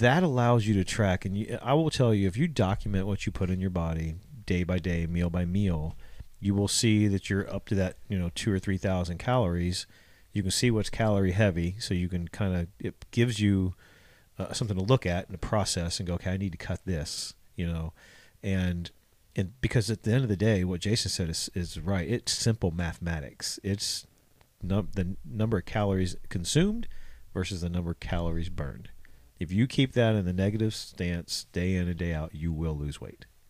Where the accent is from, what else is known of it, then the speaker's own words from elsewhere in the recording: Ohio, United States; moved away; I'm from Ohio